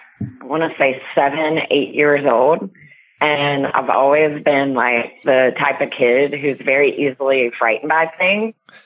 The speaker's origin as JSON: {"language": "English", "region": "South Carolina", "country": "United States", "also_born_or_lived": "Florida", "moved": "yes", "said": "I'm from the South"}